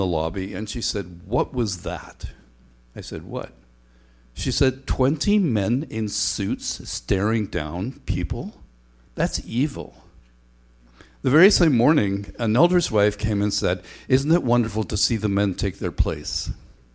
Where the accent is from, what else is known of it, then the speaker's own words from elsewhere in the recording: Northern Ireland, United Kingdom; now in Ontario, Canada; It was not fun to be a kid on Sundays growing up in Northern Ireland.